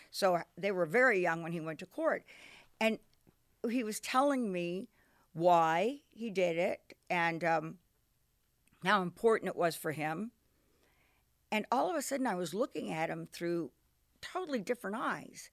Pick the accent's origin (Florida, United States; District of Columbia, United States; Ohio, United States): District of Columbia, United States; Washington; moved away; I'm from Washington D.C.